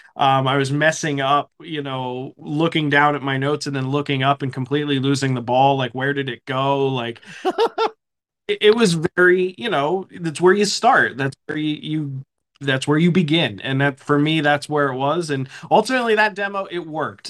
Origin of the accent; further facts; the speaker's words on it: Pennsylvania, United States; moved away as an adult; now in Charlotte, United States; I grew up in Pennsylvania